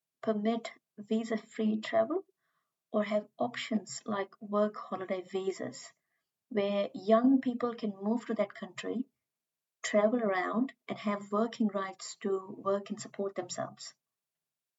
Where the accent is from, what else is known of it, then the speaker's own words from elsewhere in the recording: India; moved away as an adult; now in New Zealand; as I am from India